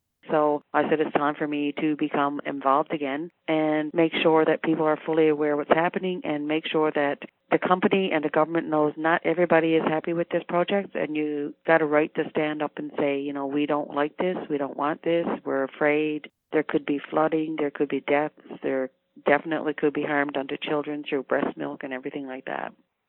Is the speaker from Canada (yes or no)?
yes; Happy Valley-Goose Bay, Newfoundland and Labrador, Canada; I'm a member of the Labrador Land Protectors. I'm from Happy Valley Goose Bay. I was born here and I was raised here. I am a mother and a grandmother